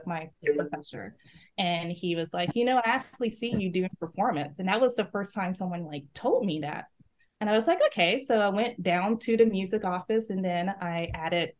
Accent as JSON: {"language": "English", "town": "Laurel", "region": "Mississippi", "country": "United States", "tie": "born or raised there", "moved": "yes", "said": "My hometown is Laurel, Mississippi"}